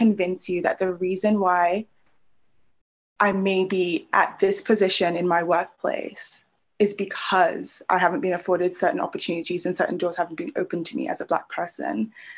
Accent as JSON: {"language": "English", "country": "Nigeria", "also_born_or_lived": "Brunei / United Kingdom / United States", "said": "I am Nigerian, which makes me very happy and very proud and boastful and makes me feel better than all other African people. I am a former resident of Brunei, the United Kingdom, the United States."}